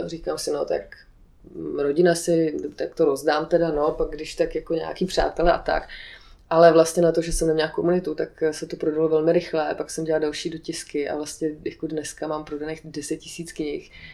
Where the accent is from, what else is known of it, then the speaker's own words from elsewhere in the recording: Aš, Karlovy Vary Region, Czechia; moved away; Já jsem původně z Aše